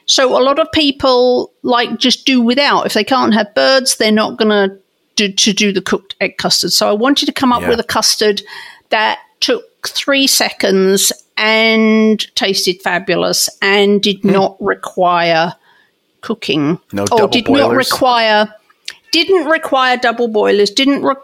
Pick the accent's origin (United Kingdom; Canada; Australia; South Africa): United Kingdom; England; moved away; I grew up in England